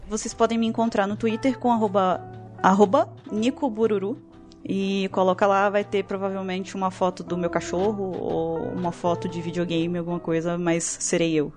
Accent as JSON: {"language": "Portuguese", "region": "Espírito Santo", "country": "Brazil", "said": "Eu sou do Espírito Santo"}